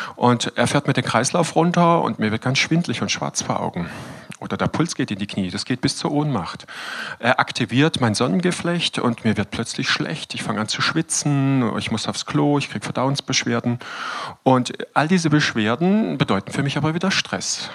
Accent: Todtnau, Baden-Württemberg, Germany; also born or lived in Freiburg; Ich bin Landarzt in Tottenau, meinem Geburtsort

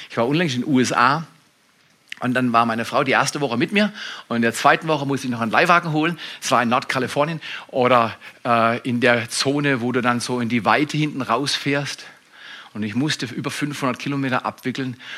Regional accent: Freiburg, Baden-Württemberg, Germany; Ich komme aus Freiburg, aus der Slumzone, Haslach. Das ist da, wo die X-Games erfunden wurden.

